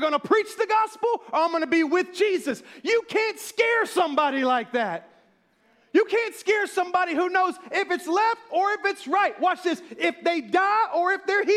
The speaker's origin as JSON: {"language": "English", "region": "the South", "country": "United States", "said": "I'm from the South."}